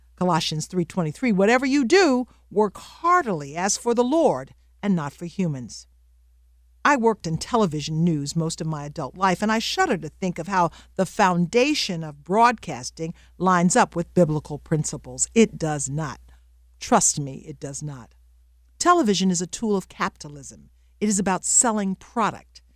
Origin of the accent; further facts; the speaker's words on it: the South, United States; I grew up in the South